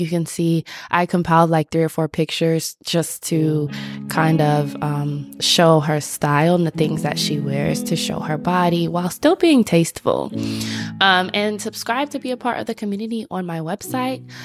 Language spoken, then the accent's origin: English; Atlanta, Georgia, United States; I'm from Atlanta